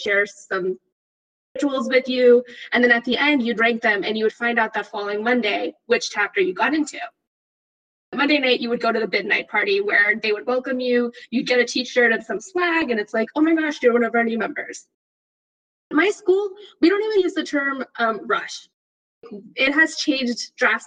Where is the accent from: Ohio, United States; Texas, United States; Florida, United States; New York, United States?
Texas, United States; also born or lived in Midwest; I'm from Texas